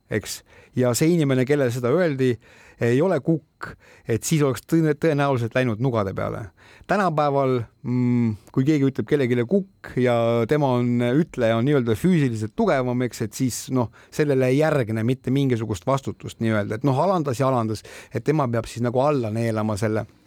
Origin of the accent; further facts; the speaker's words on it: Estonia; mina olen eestlane